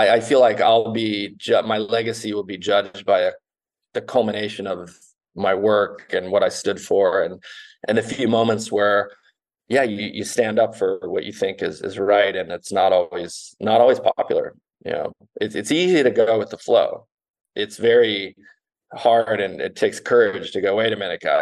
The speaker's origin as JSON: {"language": "English", "country": "United States", "tie": "born or raised there", "also_born_or_lived": "Canada", "said": "I was born in Canada, but my mom's American, and I was pretty much raised in America"}